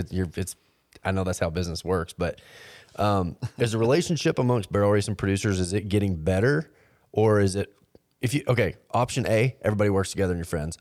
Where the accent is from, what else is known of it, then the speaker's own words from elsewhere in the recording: Fort Worth, Texas, United States; moved away; also born or lived in Oregon; I grew up in Fort Worth